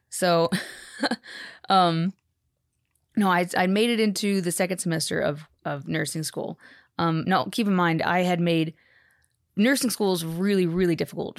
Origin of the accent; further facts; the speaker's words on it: Texas, United States; also born or lived in Haiti; born in Texas, born and raised in Texas.